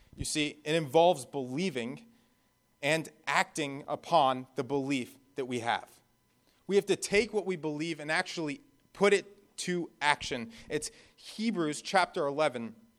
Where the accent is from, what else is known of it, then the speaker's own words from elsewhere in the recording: New Jersey, United States; moved away; also born or lived in Florida / Bahamas; I grew up in New Jersey